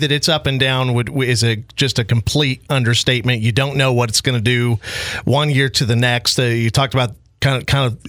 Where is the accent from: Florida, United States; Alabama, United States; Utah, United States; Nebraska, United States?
Nebraska, United States; North Platte; North Platte.